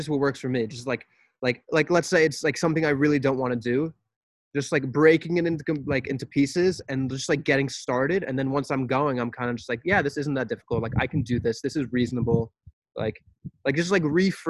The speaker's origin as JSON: {"language": "English", "country": "United States", "said": "as American people"}